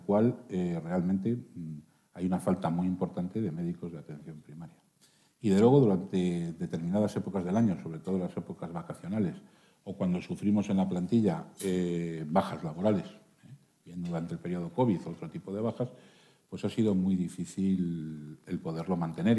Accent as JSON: {"language": "Spanish", "town": "Burgos", "region": "Castile and León", "country": "Spain", "said": "como castellano y leonés, como burgalés y como médico"}